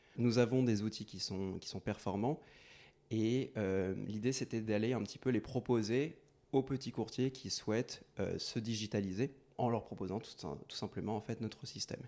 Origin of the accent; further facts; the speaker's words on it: Courbevoie, Île-de-France, France; je, vis à Courbevoie depuis ma tendre enfance